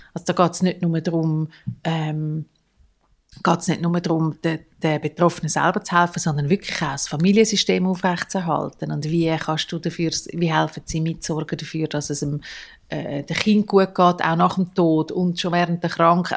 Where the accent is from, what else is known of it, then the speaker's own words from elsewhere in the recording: Zurich, Switzerland; ich bin so die, gewesen, die als Teenager auf den Nachtbus warten, zu Nacht am Eis am Bellevue Zürich